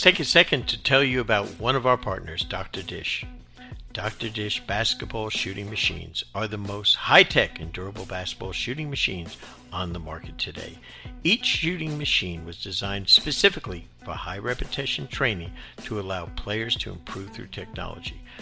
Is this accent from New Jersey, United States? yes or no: yes; New Jersey, United States; moved away as an adult; I grew up in New Jersey